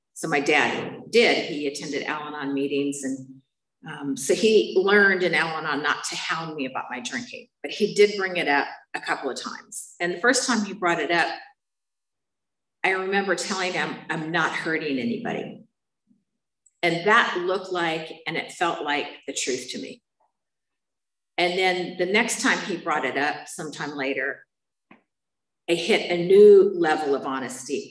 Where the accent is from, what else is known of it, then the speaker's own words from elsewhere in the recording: San Bernardino, California, United States; moved away; I'm from San Bernardino